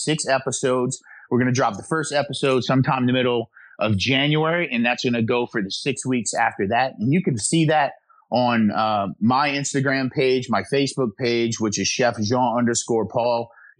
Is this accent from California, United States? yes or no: no; South Louisiana, United States; I was born and raised in South Louisiana.